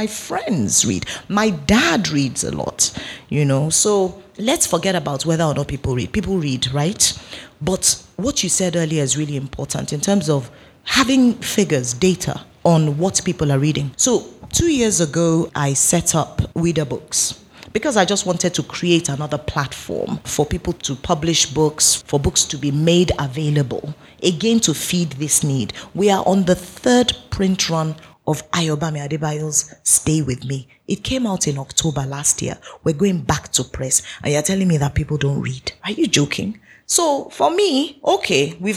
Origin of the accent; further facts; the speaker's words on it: Nigeria; I'm Nigerian